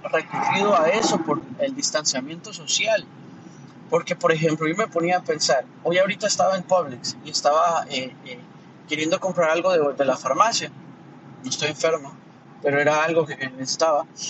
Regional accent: Honduras; now in Miami, United States; de Miami, pero soy de Honduras

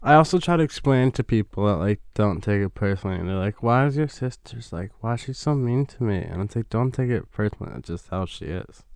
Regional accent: New York, United States; growing up in New York

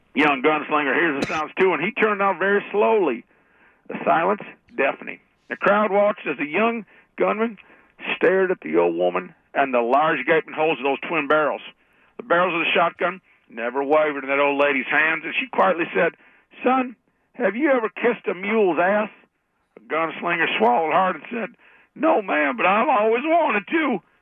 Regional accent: Austin, Texas, United States; also born or lived in Minneapolis-Saint Paul; now in Texas, United States; originally, I'm from Austin

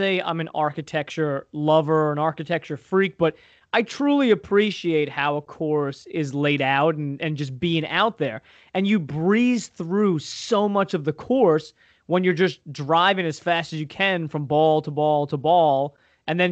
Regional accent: Long Island, New York, United States; I grew up on Long Island, which is east of New York City, east of Manhattan, very populated

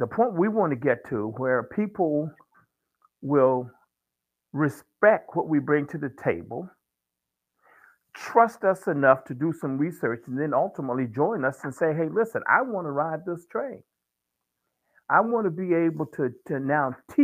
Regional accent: Virginia, United States; growing up in the South in Virginia

